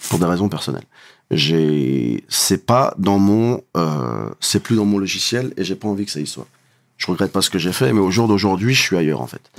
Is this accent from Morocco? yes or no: yes; Morocco; Coupe du monde, je suis marocain, tu montes, tu descends